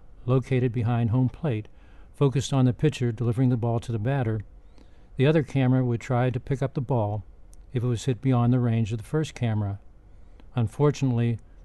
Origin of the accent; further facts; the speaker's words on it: Pittsburgh, Pennsylvania, United States; moved away; my hometown Pittsburgh